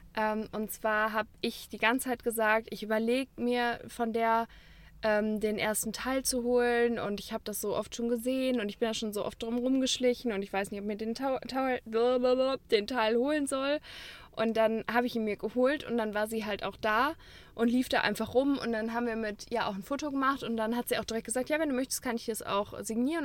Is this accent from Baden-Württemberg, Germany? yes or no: no; Cologne, North Rhine-Westphalia, Germany; als Kölner